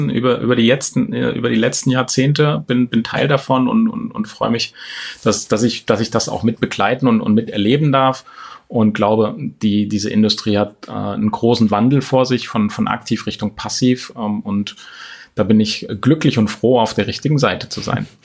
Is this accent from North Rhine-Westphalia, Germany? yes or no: no; Thuringia, Germany; born there; moved away; also born or lived in Hesse; aus Thüringen. Also ich bin geboren in Thüringen und dann mit meinen Eltern kurz vor dem Mauerfall tatsächlich ähm, ausgereist hier nach Hessen, ähm, ungefähr 80 Kilometer entfernt von Frankfurt